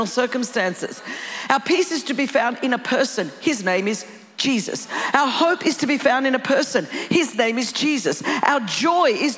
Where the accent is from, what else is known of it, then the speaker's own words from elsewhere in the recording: California, United States; I'm from California.